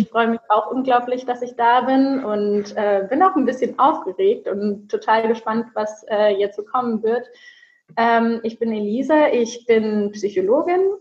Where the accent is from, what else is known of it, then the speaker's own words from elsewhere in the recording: Würzburg, Bavaria, Germany; now in Cologne, Germany; Ich komme aus Würzburg, das heißt, ich bin hier noch ein bisschen neu in Köln